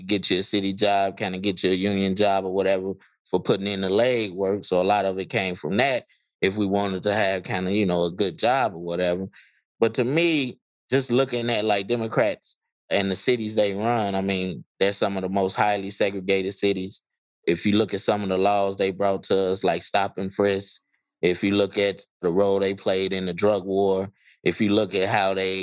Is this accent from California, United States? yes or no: no; Chicago, Illinois, United States; growing up in the North, or I should say Chicago